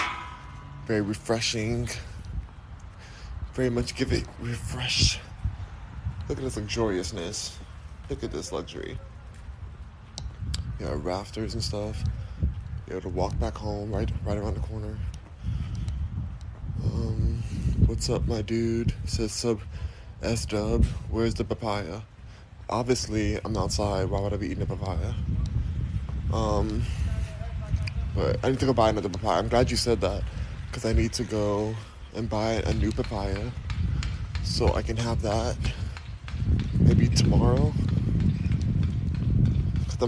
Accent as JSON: {"language": "English", "town": "Los Angeles", "region": "California", "country": "United States", "also_born_or_lived": "Houston, Texas", "said": "I'm from Los Angeles, but I'm in Houston, Texas right now"}